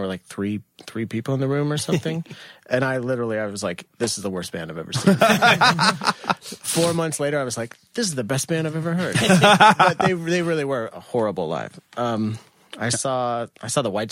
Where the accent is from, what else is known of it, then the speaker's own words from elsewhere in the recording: right outside of Kansas City, United States; moved away as an adult; now in Brooklyn, United States; I grew up in Kansas.